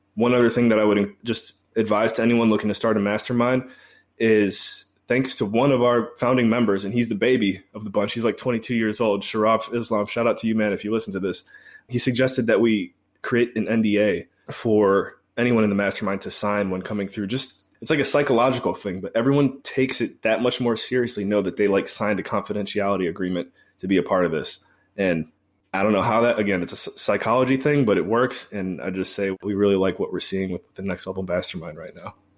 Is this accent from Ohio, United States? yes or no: yes; Cleveland, Ohio, United States; moved away; also born or lived in Belize / Washington, D.C.; I'm from Cleveland originally